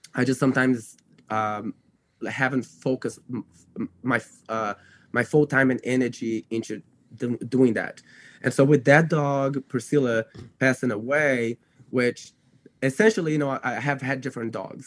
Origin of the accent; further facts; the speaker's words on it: Brazil; English is a second language; moved away as an adult; now in United States; because I was born in the U.S., I grew up in Brazil.